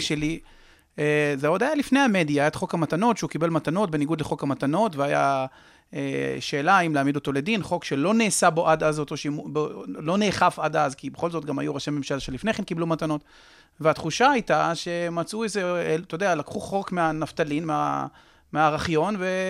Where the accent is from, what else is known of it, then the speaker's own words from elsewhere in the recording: Israel; אני גדלתי, סיפרתי לך, בשיכון המזרח, אה, ממשפחה מזרחית